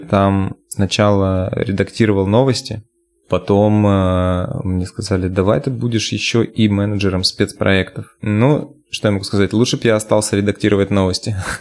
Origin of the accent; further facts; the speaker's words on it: Nadym, Yamalo-Nenets Autonomous Okrug, Russia; moved away as an adult; now in Moscow, Russia; Я из города Надым. Это Ямало-Ненецкий автономный